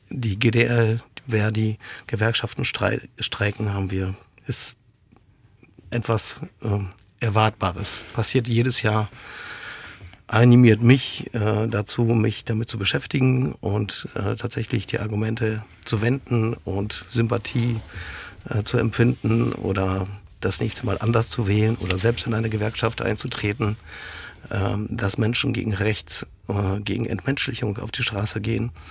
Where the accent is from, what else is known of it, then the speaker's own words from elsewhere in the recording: Poland; wir erleben äh, Dinge in Italien, äh, in Ungarn, in Polen, in meinem Heimatland.